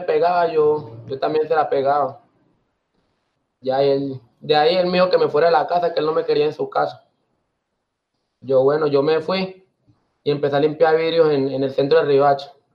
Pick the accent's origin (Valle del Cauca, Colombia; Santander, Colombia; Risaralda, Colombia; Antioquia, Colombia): Antioquia, Colombia; Carepa; also born or lived in Riohacha, La Guajira; Yo soy de Hacha, de Hacha, La Guajira. Pues soy criado en, Carepa, Antioquia